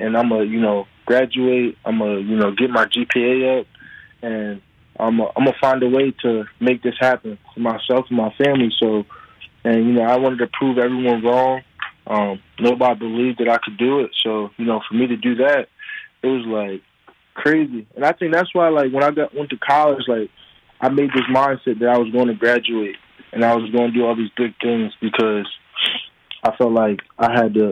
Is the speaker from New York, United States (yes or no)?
no; Harrisburg, Pennsylvania, United States; I always kind of preach Harrisburg, PA, just so like people know where I come from and, you know that like we come from Harrisburg, we come from a small city